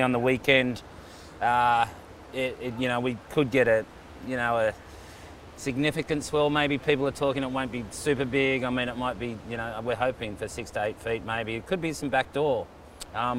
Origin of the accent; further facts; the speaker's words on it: Gold Coast, Queensland, Australia; Snapper Rocks, my hometown